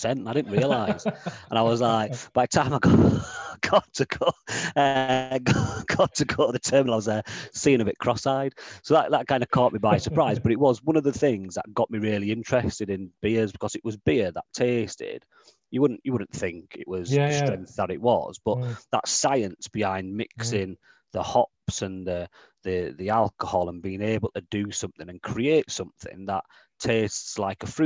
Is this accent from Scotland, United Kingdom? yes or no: no; Leeds, Yorkshire and the Humber, United Kingdom; moved away as an adult; now in Newcastle, United Kingdom; I grew up near Wetherby, in Leeds